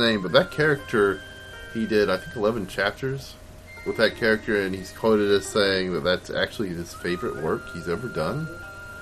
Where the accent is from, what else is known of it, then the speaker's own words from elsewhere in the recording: United States; as an American cartoonist